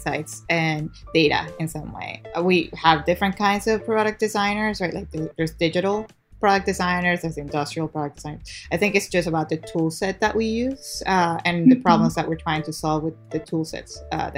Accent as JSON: {"language": "English", "town": "Guayaquil", "region": "Guayas", "country": "Ecuador", "tie": "born or raised there", "moved": "yes", "lives_now": "United States", "said": "I was born and raised in Guayaquil, Ecuador. I moved here actually to go to school"}